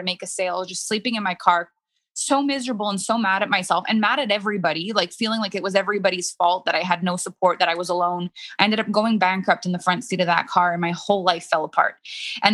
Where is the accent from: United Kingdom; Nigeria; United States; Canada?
Canada; first language French; English is a second language; I'm French Canadian. French is my first language.